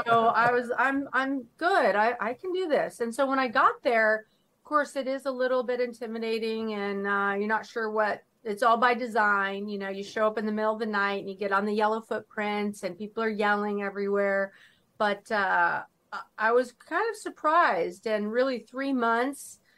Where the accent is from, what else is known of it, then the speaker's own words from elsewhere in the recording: Northern California, United States; I was born and raised in Northern California